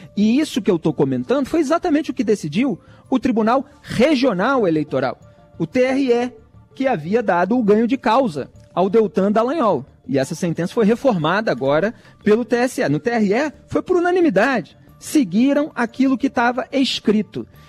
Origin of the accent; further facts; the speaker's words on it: Rio de Janeiro, Brazil; eu sou do Rio de Janeiro